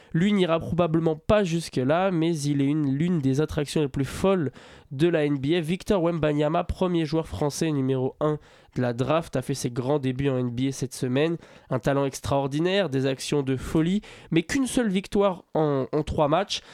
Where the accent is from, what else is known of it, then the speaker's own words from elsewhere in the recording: France; en tant que Français